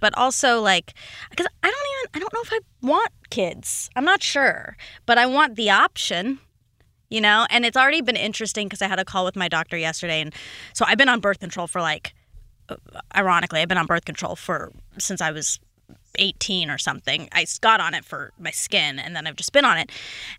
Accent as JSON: {"language": "English", "town": "Duluth", "region": "Georgia", "country": "United States", "tie": "born or raised there", "said": "Duluth, like half hour outside Atlanta."}